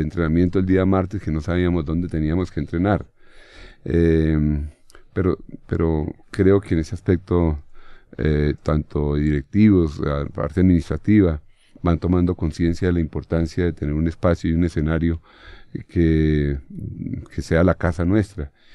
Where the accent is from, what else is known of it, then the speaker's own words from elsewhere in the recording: Bogotá, Colombia; Yo nací en el barrio San Antonio, ahí hay una placa, incluso donde yo nací